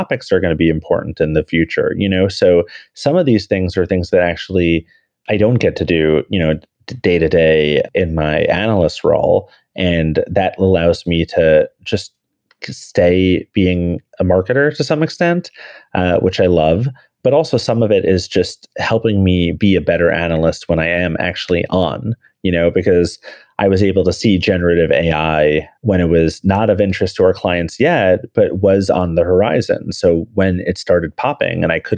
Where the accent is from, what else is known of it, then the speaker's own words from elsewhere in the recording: New York City, New York, United States; I'm a New Yorker with three pets